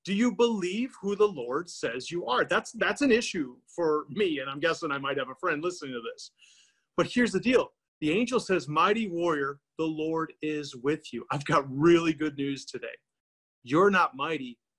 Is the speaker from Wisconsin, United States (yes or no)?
yes; Milwaukee, Wisconsin, United States; I grew up in Milwaukee, Wisconsin